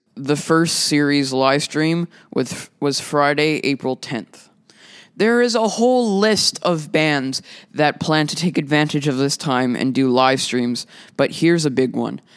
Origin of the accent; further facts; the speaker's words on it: Winnipeg, Manitoba, Canada; I'm a musician from Winnipeg